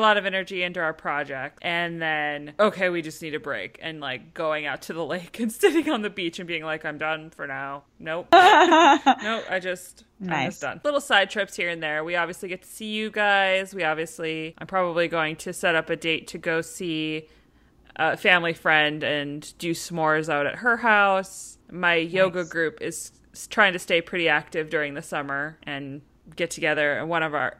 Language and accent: English; Minnesota, United States; We're very Minnesotan here in Minnesota